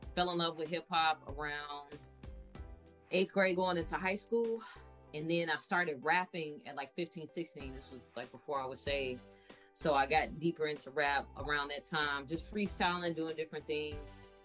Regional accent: Chicago, Illinois, United States; born and raised in Chicago on the South Side

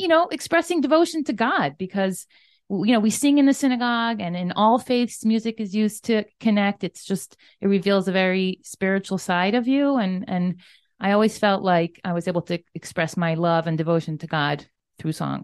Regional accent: Miami Beach, Florida, United States; moved away as an adult; also born or lived in New York City; I'm a Floridian, born and raised. I grew up in Miami Beach, Florida, typical American

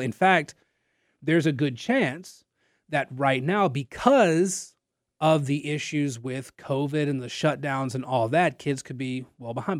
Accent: Nacogdoches, Texas, United States; now in Lafayette, United States; I'm from Nacogdoches and not from down here

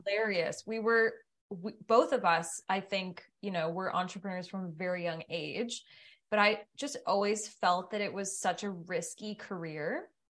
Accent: Ottawa, Ontario, Canada; moved away; also born or lived in Tremblant / Banff; I'm from Ottawa

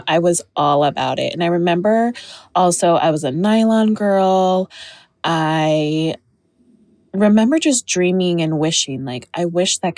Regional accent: Utah, United States; I was born and raised in Utah

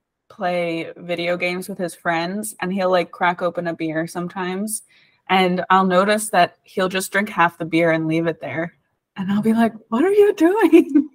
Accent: Ireland; also born or lived in United States; because I moved back and forth from Ireland to the US a bunch whenever I was a kid. So I was always the new kid. In America, I was the weird Irish kid. In Ireland, I was the weird American kid.

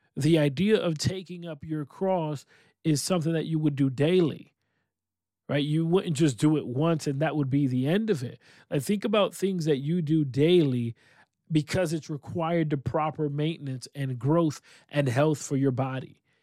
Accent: Rochester, New York, United States; I am located in upstate New York, my hometown of Rochester, New York.

